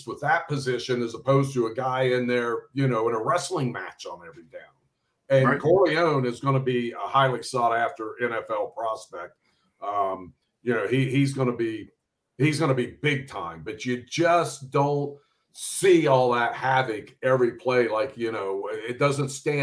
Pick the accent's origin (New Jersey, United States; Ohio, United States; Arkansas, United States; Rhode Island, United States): Ohio, United States; Cincinnati; I grew up on the East Side, but I tell people I was so far East, it was like the West Side